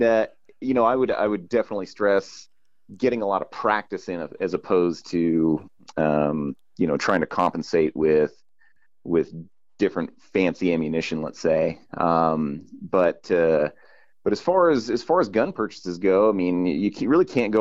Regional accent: California, United States; I grew up in California

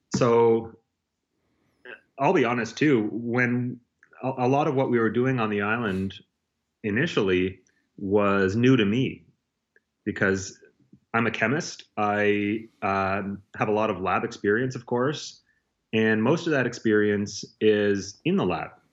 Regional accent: Nova Scotia, Canada; I grew up in Nova Scotia

